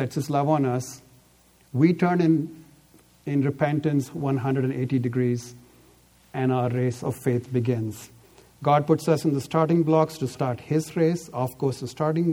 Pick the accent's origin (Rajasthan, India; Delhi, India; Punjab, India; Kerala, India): Delhi, India; now in Bay Area, United States; I grew up in Delhi, so I know. I live now in the Bay Area